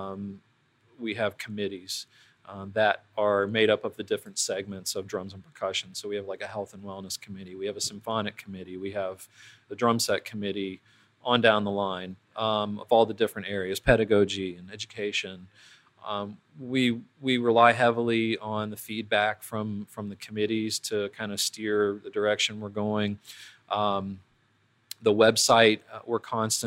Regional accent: Columbus, Ohio, United States; I grew up in Columbus.

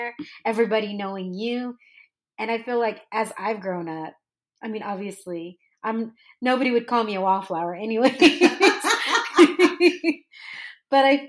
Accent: North County, California, United States; moved away as an adult; also born or lived in Dallas, Texas; I grew up in North County

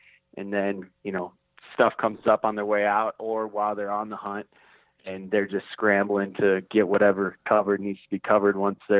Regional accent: Minnesota, United States; now in Steamboat Springs, United States; So originally from Minnesota, wasn't sure what I wanted to do, you know, after high school, ended up, you know, making a decision to come to Steamboat.

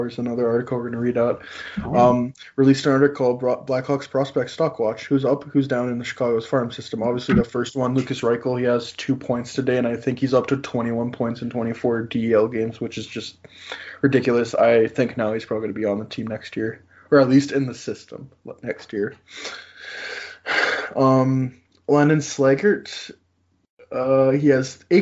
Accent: Canada; I'm Canadian.

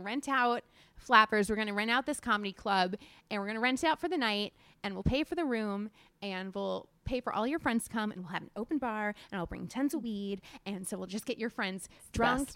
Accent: Florida, United States

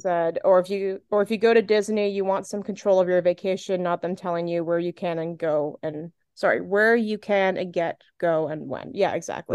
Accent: Canada; also born or lived in Southern Ontario; I am Canadian

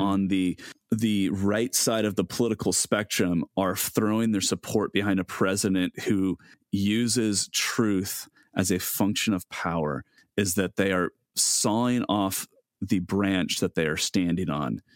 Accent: United States; as American Christians

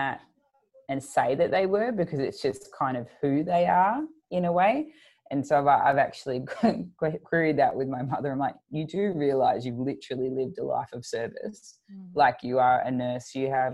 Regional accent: Melbourne, Victoria, Australia; I grew up in Melbourne, in the southeast suburbs of Melbourne

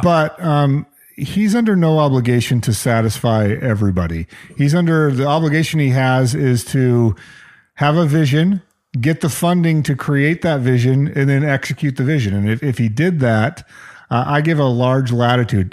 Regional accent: New Mexico, United States; also born or lived in Mount Vernon, Washington; now in Seattle, United States; growing up in New Mexico

